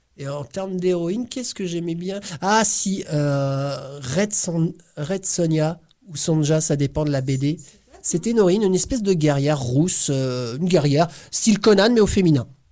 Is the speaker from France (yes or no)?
yes; Corsica, France; now in Brittany, France; je suis d'origine corse, je suis né en Corse